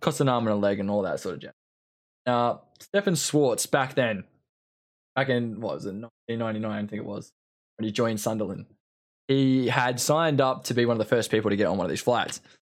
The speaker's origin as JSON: {"language": "English", "country": "Australia", "tie": "born or raised there", "said": "growing up in Australia, playing football in Australia"}